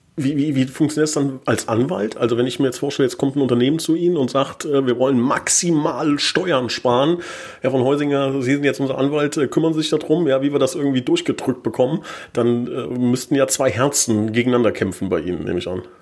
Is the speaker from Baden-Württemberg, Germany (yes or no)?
no; Hesse, Germany; now in Koblenz, Germany; ich komme aus Hessen